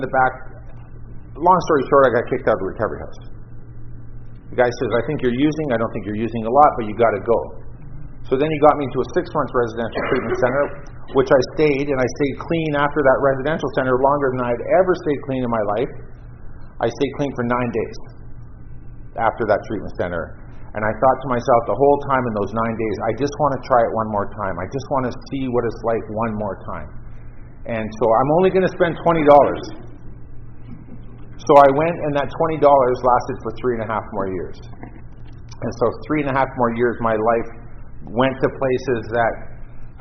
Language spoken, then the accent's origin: English; Vancouver Island, British Columbia, Canada; now in Toronto, Canada; I grew up on Vancouver Island